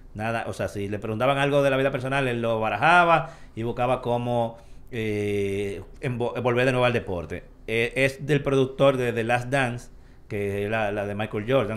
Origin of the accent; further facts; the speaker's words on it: Dominican Republic; como dominicano al fin